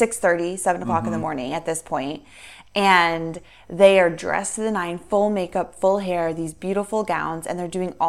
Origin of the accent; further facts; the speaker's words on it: United States; us being American